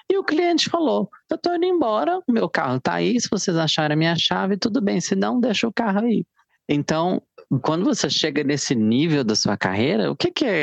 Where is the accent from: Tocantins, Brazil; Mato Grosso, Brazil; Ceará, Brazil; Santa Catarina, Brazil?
Mato Grosso, Brazil; Barra do Garças; born there; Eu nasci em Mato Grosso, numa pequena cidade banhada pelo rio Araguaia, que se chama Barra do Garças.